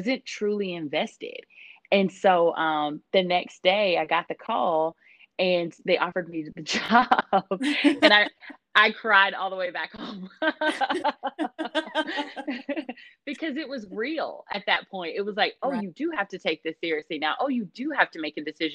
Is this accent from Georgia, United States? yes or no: yes; Georgia, United States; moved away as an adult; also born or lived in Italy; now in San Diego, United States; I was born in Italy. And then after that, probably about a few months after I was born, he ended up going into the reserve and moving to Georgia. And so that's where I grew up